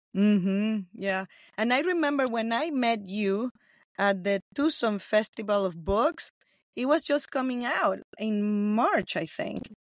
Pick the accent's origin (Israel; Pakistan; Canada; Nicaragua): Nicaragua; first language Spanish; English is a second language; moved away; also born or lived in Los Angeles; I'm from Nicaragua. So that's where I was born.